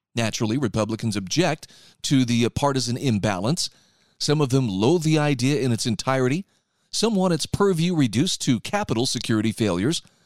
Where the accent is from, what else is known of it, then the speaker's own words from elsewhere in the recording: Utah, United States; my home state of Utah